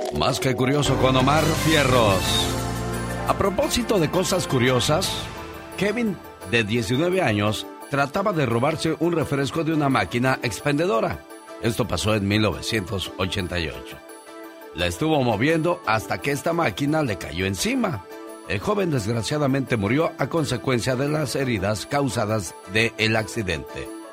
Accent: Veracruz, Mexico; moved away; also born or lived in Mexico City

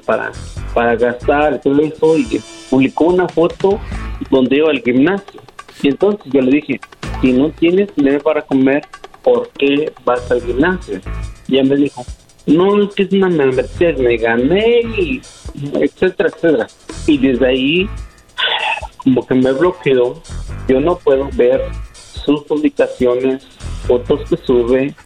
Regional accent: Mexico; now in United States; Yo soy de México, pero estoy en Estados Unidos

